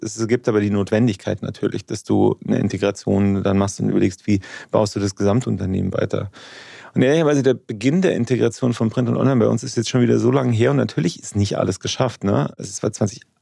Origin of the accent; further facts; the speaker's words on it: Munich, Bavaria, Germany; also born or lived in Regensburg, Upper Palatinate; now in Munich, Germany; Ich bin aber in München aufgewachsen